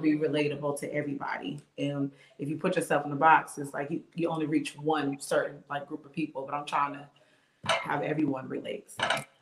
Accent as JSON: {"language": "English", "town": "Bridgeport", "region": "Connecticut", "country": "United States", "tie": "born or raised there", "moved": "as an adult", "lives_now": "Charlotte, United States", "said": "I'm actually from Bridgeport, Connecticut, born and raised, and I'm now here in Charlotte"}